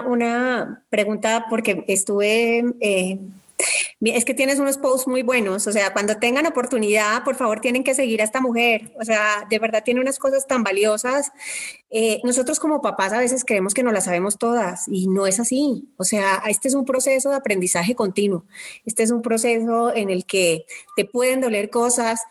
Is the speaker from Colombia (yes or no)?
yes; Colombia; como diríamos en Colombia